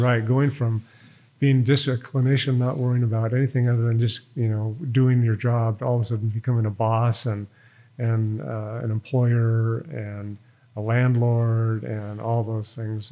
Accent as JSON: {"language": "English", "town": "Reno", "region": "Nevada", "country": "United States", "tie": "born or raised there", "also_born_or_lived": "Boston / Cincinnati / Switzerland", "said": "I was born and raised in Reno, Nevada"}